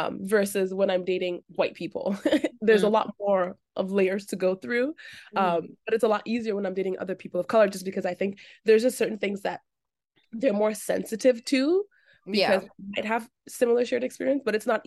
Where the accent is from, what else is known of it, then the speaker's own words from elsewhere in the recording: Toronto, Ontario, Canada; growing up in the Greater Toronto area, you I mean, that's my favorite thing about Toronto is just how incredibly diverse and unforced it is in its diversity.